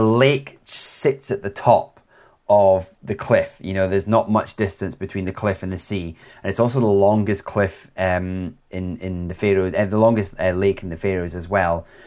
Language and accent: English; Scotland, United Kingdom